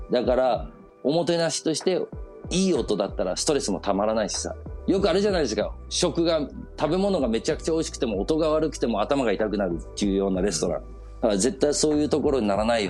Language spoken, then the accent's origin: Japanese; Copenhagen, Capital Region of Denmark, Denmark; 子供の頃デンマークであの育ってたその小学校とか幼稚園小学校とか通ってた